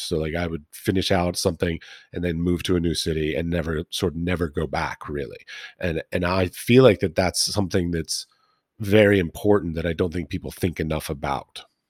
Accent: Washington, District of Columbia, United States; I grew up in Washington D.C. near the Smithsonian uh, Institution

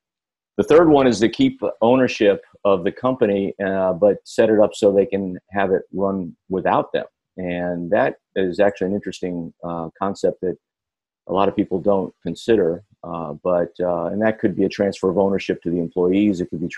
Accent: Ann Arbor, Michigan, United States; born there; So I actually born in Ann Arbor, Michigan, but lived all over the country.

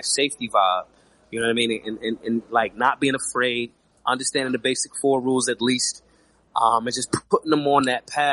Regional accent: Philadelphia, Pennsylvania, United States; Philly, my hometown.

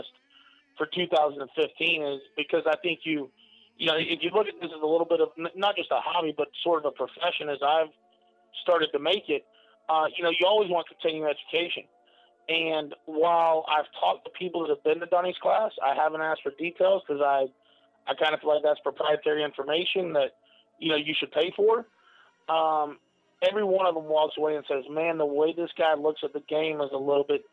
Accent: Lakeland, Florida, United States; down here in my hometown of Lakeland, Florida

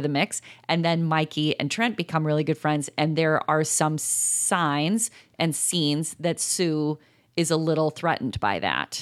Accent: Chicago, Illinois, United States; we are from Chicago

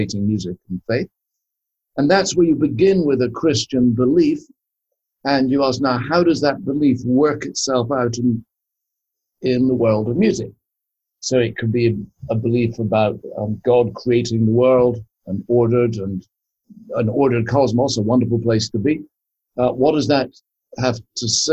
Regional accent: Scotland, United Kingdom; I was brought up in Scotland

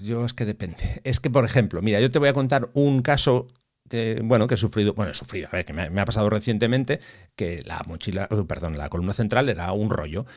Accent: Bilbao, Basque Country, Spain; yo soy de Bilbao, entonces los de Bilbao somos muy frescos.

